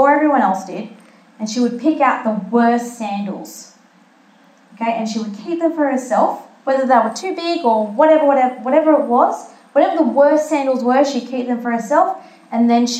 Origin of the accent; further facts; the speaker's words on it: Malta; I'm from Malta, and I've been to the festa of St. Lawrence, which is where my grandfather's from, that village.